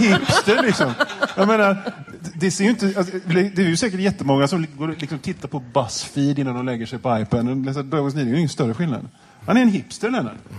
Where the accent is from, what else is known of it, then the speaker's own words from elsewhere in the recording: Gothenburg, Västra Götaland, Sweden; Jag känner mig kränkt som göteborgare